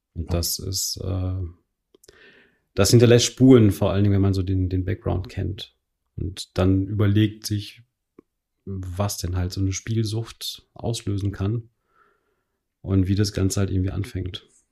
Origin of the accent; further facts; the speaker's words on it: Telgte, North Rhine-Westphalia, Germany; ich selbst habe in Telchte gespielt, in dem Ort, wo ich aufgewachsen bin.